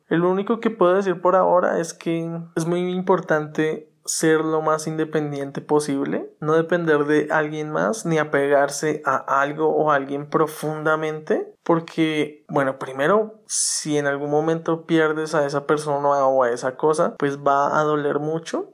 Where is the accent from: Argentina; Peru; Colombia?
Colombia; also born or lived in Cuautitlán Izcalli, Mexico; now in Atizapán, Mexico; regresar a Colombia, que es mi país de origen